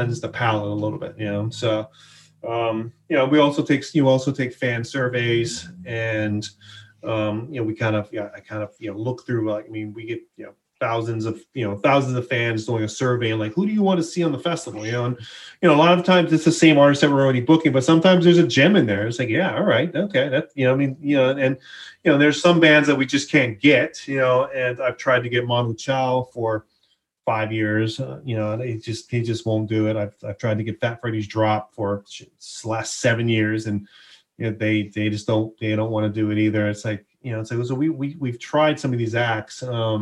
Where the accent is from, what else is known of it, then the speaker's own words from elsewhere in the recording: Hawaii, United States; I grew up in Hawaii